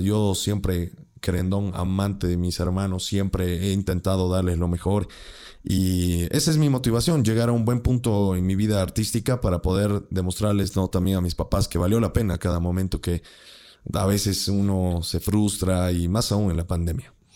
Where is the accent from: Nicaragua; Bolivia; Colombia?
Bolivia; somos bolivianos